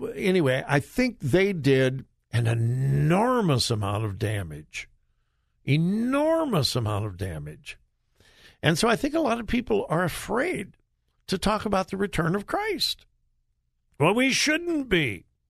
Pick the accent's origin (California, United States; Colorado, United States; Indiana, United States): California, United States; Southern; when I was growing up in Southern California